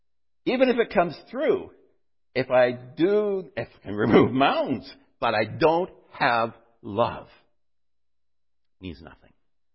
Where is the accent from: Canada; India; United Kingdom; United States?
Canada; North Bay, Ontario; When we were growing up in North Bay, by the way, we went to a little school, which was school in the afternoon.